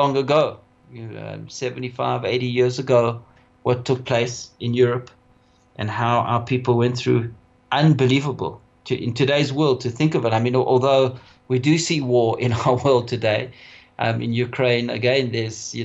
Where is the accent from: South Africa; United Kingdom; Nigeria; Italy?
South Africa; for us Jews in South Africa, primarily, we come from Lita, we come from Lithuania, and that's where our roots are